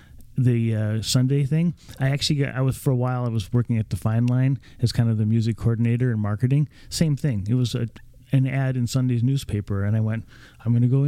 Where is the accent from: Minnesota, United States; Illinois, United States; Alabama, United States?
Minnesota, United States; St. Louis Park; moved away as an adult; also born or lived in Luck, Wisconsin; now in St. Paul, United States; I'm originally from St. Louis Park, and I tell the story that that was a good life. And then when I went to Hamline University, I got stuck in St. Paul. So I'm kind of now between St. Paul and Luck, Wisconsin